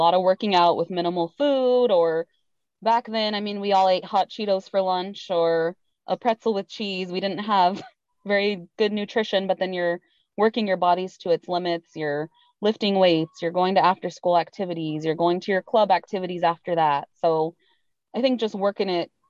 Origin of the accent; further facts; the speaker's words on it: Tucson, Arizona, United States; I'm from Tucson, Arizona, which is a few hours from where I'm at now.